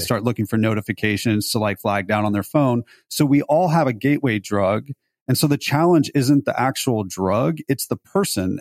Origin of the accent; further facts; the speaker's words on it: Beverly Hills, California, United States; also born or lived in Los Altos, California / Davis, California; I grew up in Beverly Hills